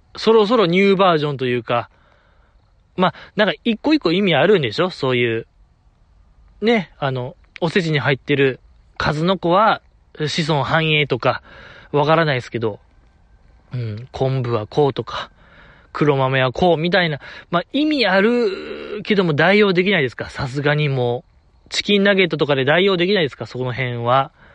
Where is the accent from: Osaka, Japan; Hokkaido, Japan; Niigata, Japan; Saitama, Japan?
Osaka, Japan; 大阪で生まれ、大阪で育ってますけども、現在も大阪在住でございます